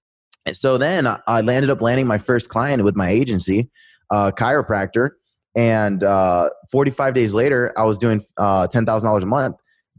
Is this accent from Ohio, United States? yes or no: no; Pennsylvania, United States; also born or lived in Virginia Beach; I moved back with my mom from Virginia Beach back to Pennsylvania. So this is around the time all my friends from high school, they're starting to, like, graduate.